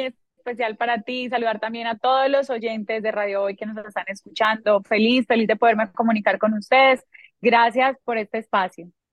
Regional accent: Colombia; no solamente en mi país, aquí en Colombia

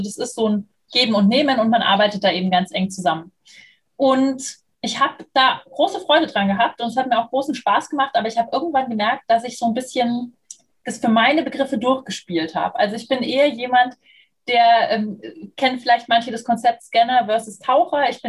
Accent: Munich, Bavaria, Germany; now in Berlin, Germany; ich bin 35 Jahre alt, ich bin in München geboren und aufgewachsen. Inzwischen hat es mich nach Berlin geschwemmt, bin also Wahlberlinerin.

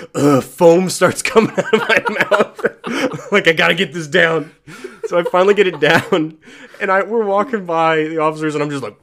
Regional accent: United States; I'm American.

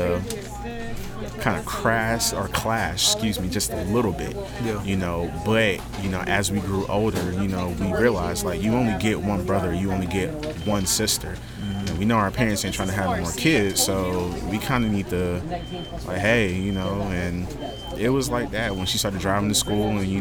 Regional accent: Augusta, Georgia, United States; also born or lived in Germany; I grew up here in Augusta. I was born in, I was actually born in Germany

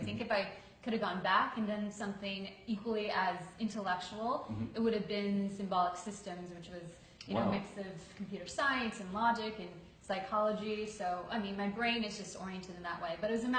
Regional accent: Buffalo Grove, Illinois, United States; also born or lived in Park Ridge, Illinois; now in New York, United States; I was born in Park Ridge, Illinois, which is a suburb of Chicago, and I was raised in Buffalo Grove.

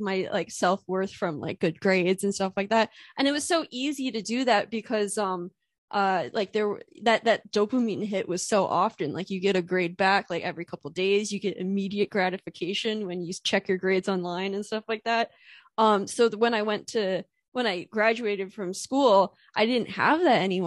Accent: Pennsylvania, United States; I'm from Pennsylvania

